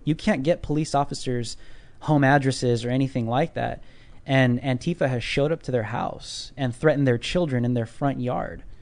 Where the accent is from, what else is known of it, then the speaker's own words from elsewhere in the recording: California, United States; I'm from California.